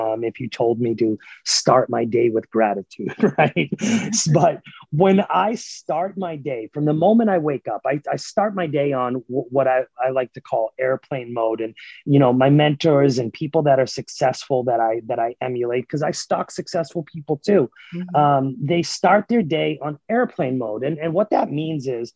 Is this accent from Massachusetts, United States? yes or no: yes; Massachusetts, United States; moved away as an adult; also born or lived in New Hampshire; now in Oklahoma City, United States; I was born and raised in Massachusetts, and I lived in New Hampshire. So I lived in New England my entire life up until basically 2 years ago